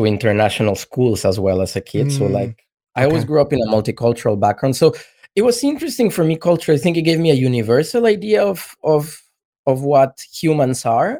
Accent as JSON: {"language": "English", "region": "Mexico City", "country": "Mexico", "tie": "born or raised there", "also_born_or_lived": "Havana, Cuba", "moved": "yes", "said": "I was born and grew up mostly in Mexico City to a Brazilian father"}